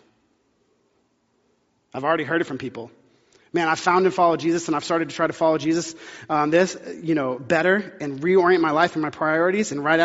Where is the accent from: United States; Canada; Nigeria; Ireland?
United States; the South; I grew up in the South